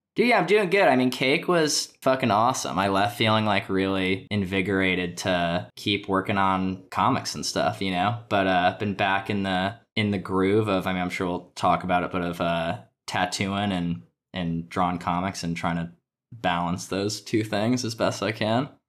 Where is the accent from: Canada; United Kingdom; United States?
United States; Connecticut; moved away as an adult; now in Brooklyn, United States; I'm from Connecticut